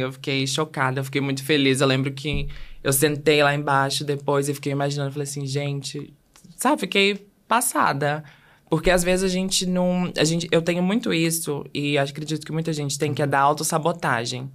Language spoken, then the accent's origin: Portuguese; Belo Horizonte, Minas Gerais, Brazil; eu sou de Belo Horizonte